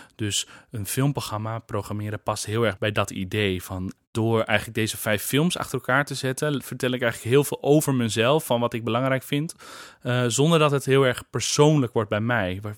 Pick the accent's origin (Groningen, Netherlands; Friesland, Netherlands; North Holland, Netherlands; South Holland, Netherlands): Friesland, Netherlands; Kollum; moved away; Ik kom uit Friesland, uit Kolm